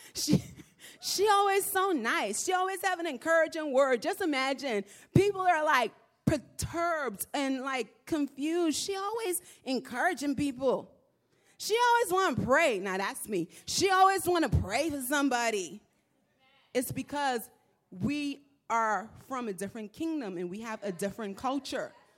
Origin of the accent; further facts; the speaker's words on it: Nassau, New Providence, Bahamas; moved away; I'm from the Bahamas. I'm from Nassau.